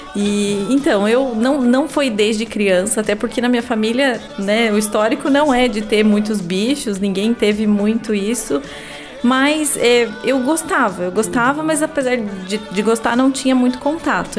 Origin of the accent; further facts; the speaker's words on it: Paranaguá, Paraná, Brazil; also born or lived in Curitiba; eu nasci em Paranaguá, né? É, estudei aqui até o terceirão